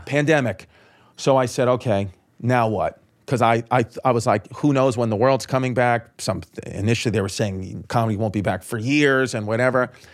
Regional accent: New York City, New York, United States; I was from Brooklyn

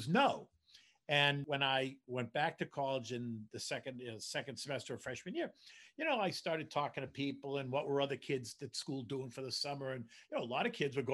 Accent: Boston, Massachusetts, United States; moved away as an adult; also born or lived in Washington, D.C. / New York City; I grew up in Boston

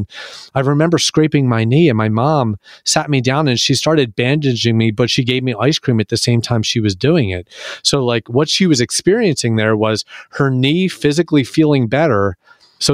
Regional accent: Philadelphia, Pennsylvania, United States; Yeah, I'm from Philadelphia, so I know Entenmann's.

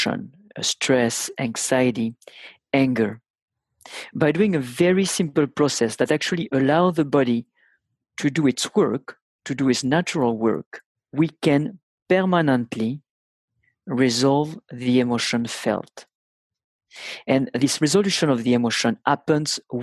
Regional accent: France; accent: thick (French); English is a second language

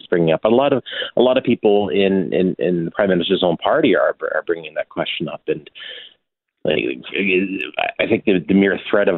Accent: Brampton, Ontario, Canada; I grew up in Brampton

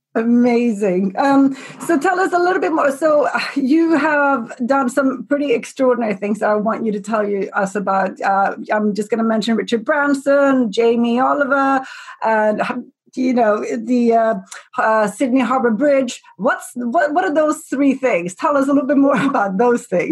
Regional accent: Sweden; I'm from Sweden

